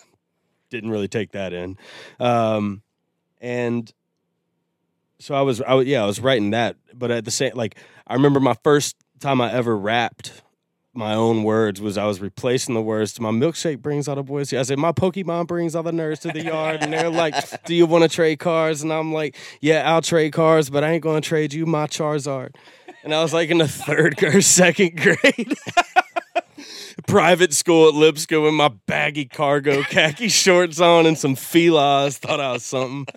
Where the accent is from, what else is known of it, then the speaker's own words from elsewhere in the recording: Nashville, Tennessee, United States; I grew up in Nashville.